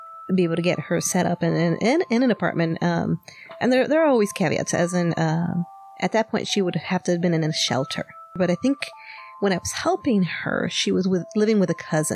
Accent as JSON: {"language": "English", "town": "Chicago", "region": "Illinois", "country": "United States", "tie": "born or raised there", "said": "we grew up in South Chicago, and I stayed there till, I think we stayed there till I was 10 years old"}